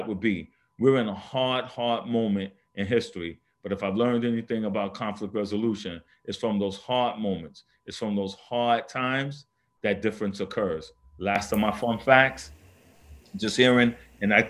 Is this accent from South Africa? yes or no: no; New York City, New York, United States; I grew up in the South Bronx